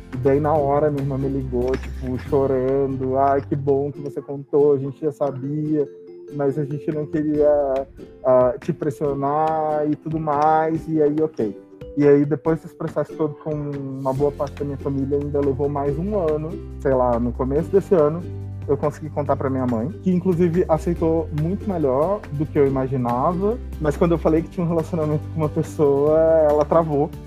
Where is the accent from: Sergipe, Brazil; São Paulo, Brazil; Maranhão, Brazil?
Maranhão, Brazil; eu sou do Maranhão.